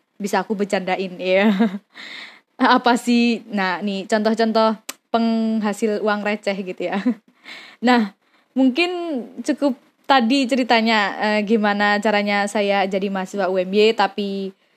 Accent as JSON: {"language": "Indonesian", "town": "Mojokerto", "region": "East Java", "country": "Indonesia", "tie": "born or raised there", "moved": "yes", "lives_now": "Yogyakarta, Indonesia", "said": "lahir di Mojokerto, Jawa Timur"}